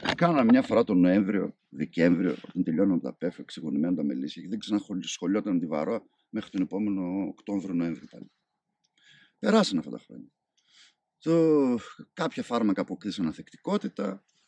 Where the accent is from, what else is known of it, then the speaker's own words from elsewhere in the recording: Karditsa, Thessaly, Greece; moved away as an adult; also born or lived in Heraklion, Crete; Εγώ γεννήθηκα μεγάλος στην Καρδίτσα